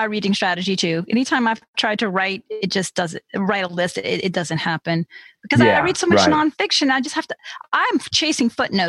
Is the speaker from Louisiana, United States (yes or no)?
yes; Louisiana, United States; I'm from Louisiana